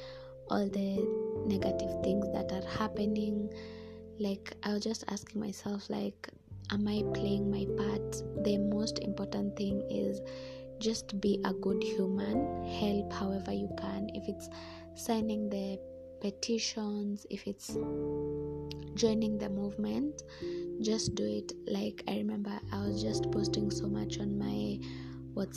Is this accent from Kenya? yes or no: yes; Kenya; I am a Kenyan